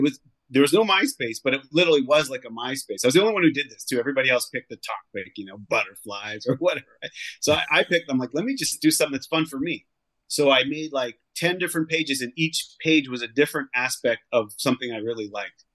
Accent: Canada; I grew up in Canada

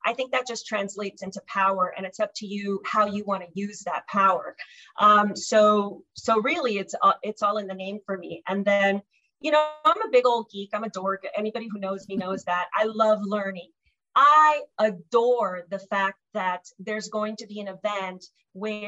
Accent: Miami, Florida, United States; born or raised there; also born or lived in Cuba

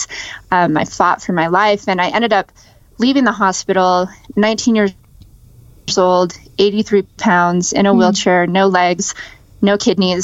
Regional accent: Las Vegas, Nevada, United States; born or raised there

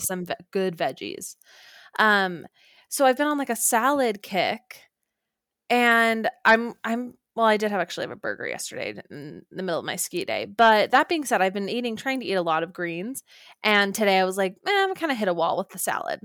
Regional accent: Orem, Utah, United States; moved away; home to Orem, Utah

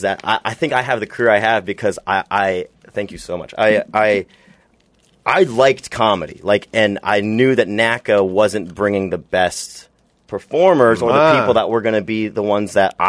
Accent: Pella, Iowa, United States; moved away; if the listeners want to see where I grew up, it's Pella, Iowa.

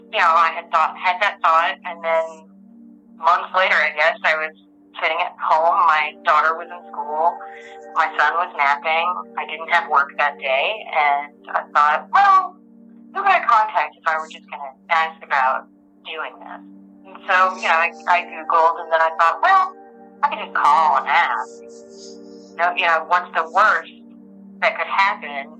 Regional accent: Arkansas, United States; I grew up in Arkansas

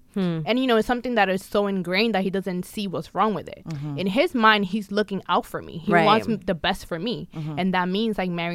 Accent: New York City, New York, United States; Because at the time that I was growing up in the Bronx, you know, stop and frisk was a thing.

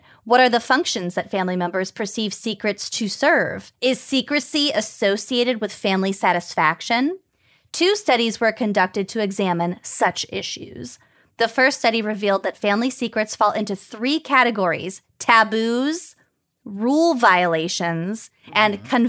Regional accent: Minnesota, United States; But I'm also from Minnesota. I feel like we put halved grapes in a lot of shit.

